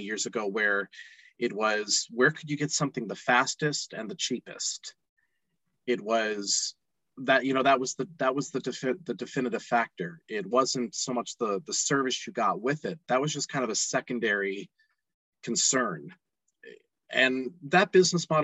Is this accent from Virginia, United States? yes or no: no; Nashville, Tennessee, United States; now in Salt Lake City, United States; I currently live in Salt Lake City, Utah, but I'm originally from Nashville, Tennessee